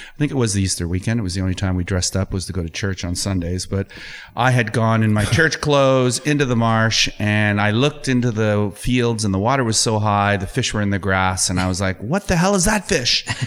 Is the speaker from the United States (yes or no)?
no; Kitchener, Ontario, Canada; I grew up in Kitchener